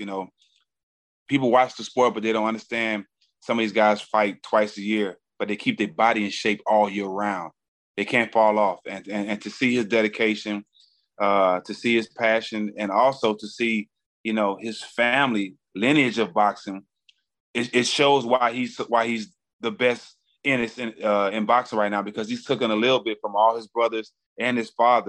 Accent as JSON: {"language": "English", "region": "Texas", "country": "United States", "said": "I'm from Texas. Being from Texas, I have a great relationship with the Charlos and Errol Spence."}